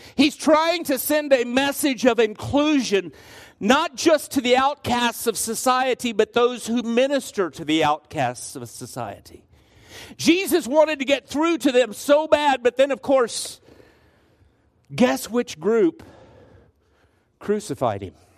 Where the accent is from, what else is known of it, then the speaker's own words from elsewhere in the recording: Garden City, United States; much like the one that I grew up in in Garden City